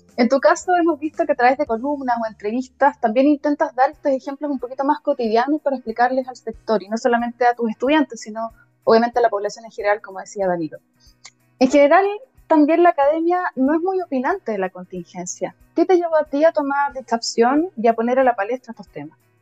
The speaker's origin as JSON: {"language": "Spanish", "country": "Chile", "said": "somos así, chilenos"}